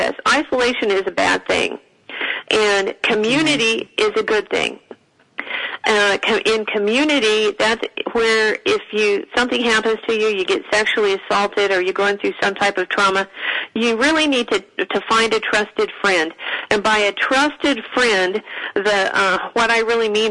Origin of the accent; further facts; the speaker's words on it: Northern California, United States; I come from Northern California